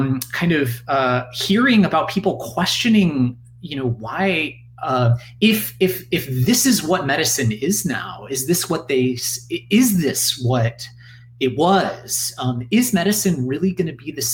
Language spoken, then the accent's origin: English; United States; as an American